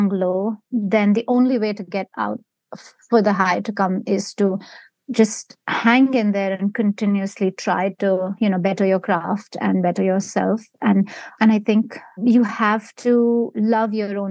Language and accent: English; Mumbai, Maharashtra, India; moved away as an adult; now in United States; I grew up in India and I've, you know, most of my adult life has been here.